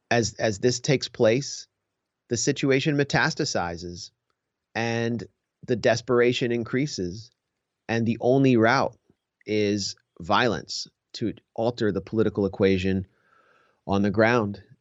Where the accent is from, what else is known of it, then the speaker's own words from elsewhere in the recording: United States; I went there first as an American Jew.